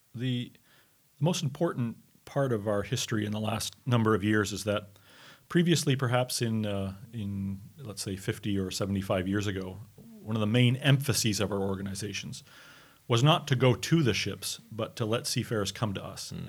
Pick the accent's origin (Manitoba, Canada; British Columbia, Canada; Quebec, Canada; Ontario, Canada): Quebec, Canada; Montreal; I'm from Montreal in Canada. I'm a Canadian